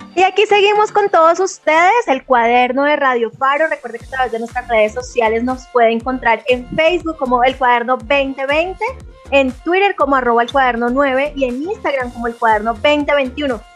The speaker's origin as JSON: {"language": "Spanish", "country": "Colombia", "moved": "yes", "lives_now": "Mexico City, Mexico", "said": "como colombiana"}